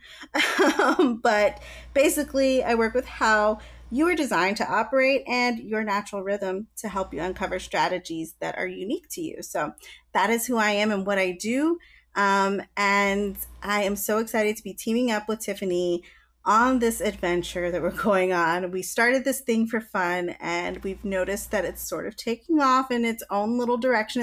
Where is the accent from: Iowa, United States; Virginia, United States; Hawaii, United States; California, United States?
Virginia, United States; I'm from Virginia